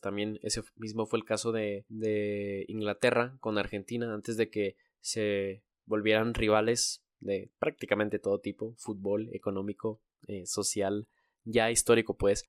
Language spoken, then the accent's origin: Spanish; Mexico; nosotros, México, es el país más desigual